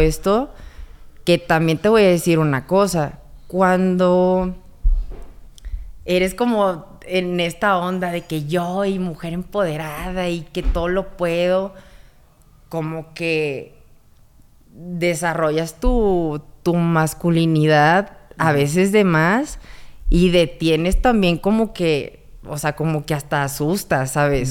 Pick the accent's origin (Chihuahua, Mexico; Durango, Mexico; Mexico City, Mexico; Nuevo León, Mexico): Nuevo León, Mexico; Monterrey; yo vengo de Monterrey y allá, o sea, de 10 palabras, 11 son maldiciones